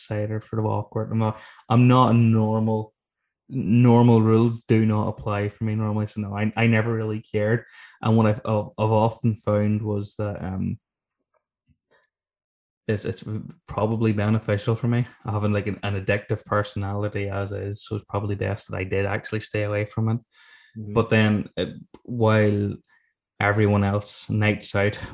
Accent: Ireland

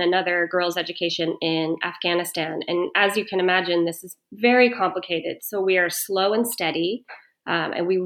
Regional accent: United States; I was born and raised in the States

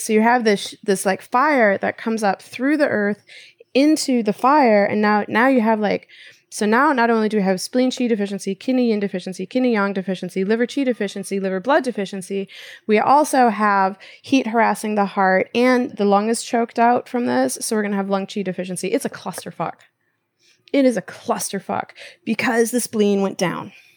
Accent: Minnesota, United States; also born or lived in Japan; I'm from the Midwest, right? So it's like, that's what we do in Minnesota

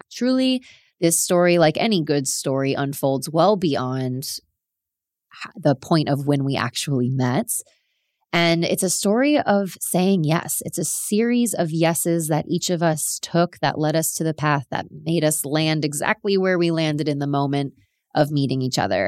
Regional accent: South Florida, United States; moved away as an adult; also born or lived in Sydney, Australia; I am American. I am from South Florida, born and raised

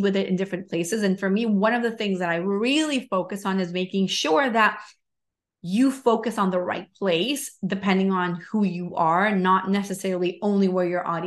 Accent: Venezuela; moved away; I'm from Venezuela.

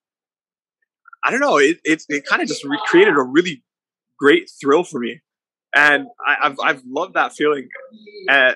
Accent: Guam; also born or lived in Polowat, Chuuk, Federated States of Micronesia; And I was born in Palawat, and I was raised on Guam.

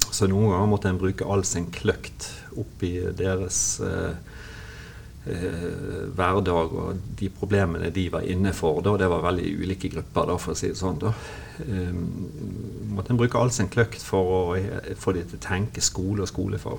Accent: Bergen, Vestland, Norway; accent: Bergen dialect; moved away as an adult; now in Kristiansand, Norway; som dialekten avslører, det er jo vanskelig å skjule, så er jo jeg eh, bergenser. Født og oppvokst i Bergen

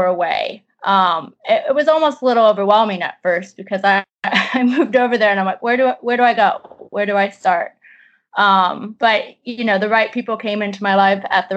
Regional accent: Midwest, United States; moved away; also born or lived in Colorado / England; I'm originally from the Midwest and then was out west in Colorado for a while, and then I've been in England for the last almost 4 years.

